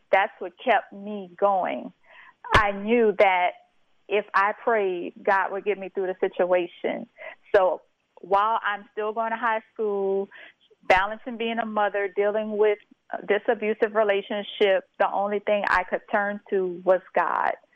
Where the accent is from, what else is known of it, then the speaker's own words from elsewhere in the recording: St. Martinville, Louisiana, United States; I am originally from St. Martinville, Louisiana